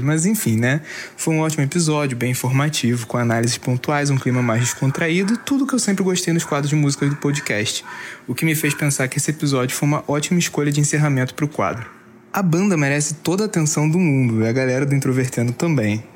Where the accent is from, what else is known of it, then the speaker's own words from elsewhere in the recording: Rio de Janeiro, Brazil; accent: carioca; meu sotaque carioca